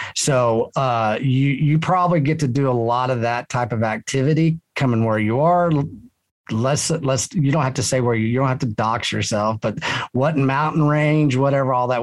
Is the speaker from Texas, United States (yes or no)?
yes; Texas, United States; I'm a Texan and a Texian